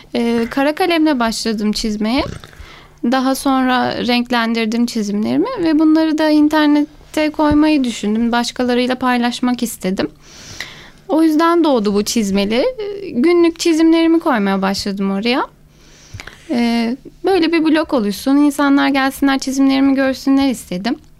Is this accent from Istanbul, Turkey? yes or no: no; Gönen, Balıkesir, Turkey; ben bin dokuz yüz seksen beş Gönen doğumluyum.